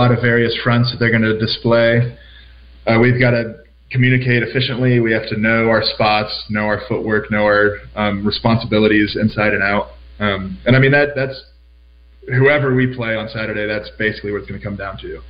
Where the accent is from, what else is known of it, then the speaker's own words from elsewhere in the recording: Florida, United States; moved away; we're from Florida